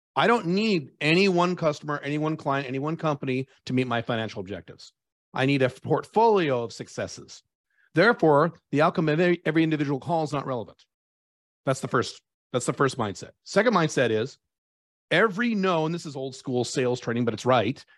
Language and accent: English; United States; moved away as an adult; now in Dubai, United Arab Emirates; I'm an American by birth, but I have residency of five different countries, and I live in Dubai